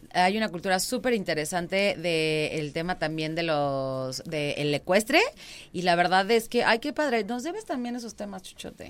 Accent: Querétaro, Mexico; Yo nací en el Hospital Margarita, o sea, cien por ciento queretana.

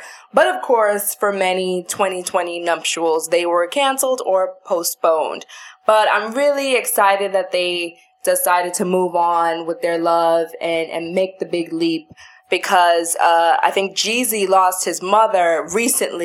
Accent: New York City, New York, United States; I know Brooklyn, born and raised. I grew up and now live close to Brownsville. I grew up in Crown Heights.

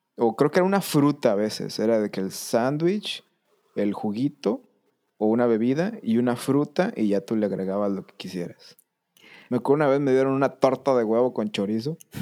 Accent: southern Tamaulipas, Mexico; desde que yo era niño, yo vivía en la parte norte de México, en el sur de Tamaulipas

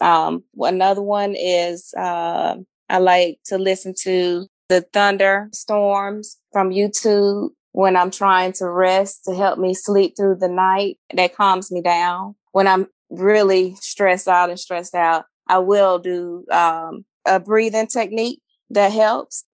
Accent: Flint, Michigan, United States; moved away; also born or lived in Alabama; I'm from Flint, Michigan, um, the transition from Flint to Alabama

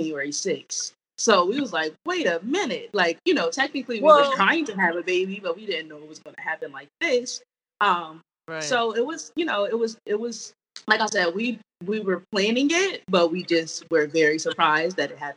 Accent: New Jersey, United States; now in DMV area, United States; We are from Jersey, living in the DMV area currently.

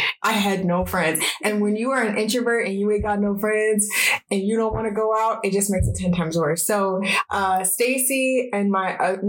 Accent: Salt Lake City, Utah, United States; moved away as an adult; now in Arizona, United States; I am originally from Salt Lake City, Utah, and I moved to Arizona 1.5 years ago.

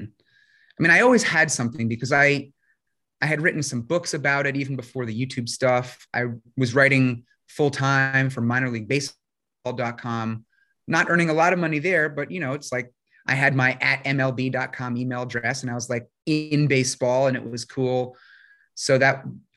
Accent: New York, United States; I grew up in New York, still live there

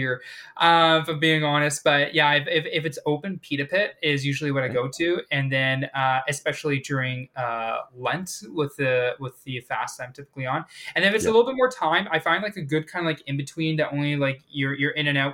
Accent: Manitoba, Canada; this prairie boy because I'm originally from Manitoba

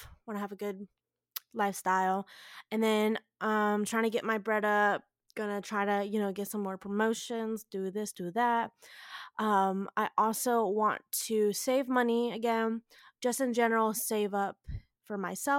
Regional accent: the South, United States; I grew up down in the South, went to school down in the South, literally lived out by the beach and everything.

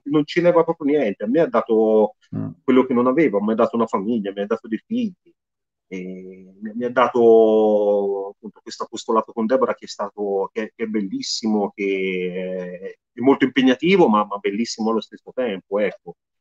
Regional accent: Tuscany, Italy; sono toscano

